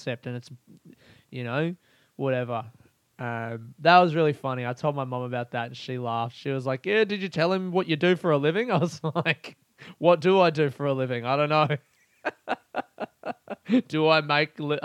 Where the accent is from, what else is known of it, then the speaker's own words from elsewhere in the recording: Adelaide, South Australia, Australia; we're both from Adelaide.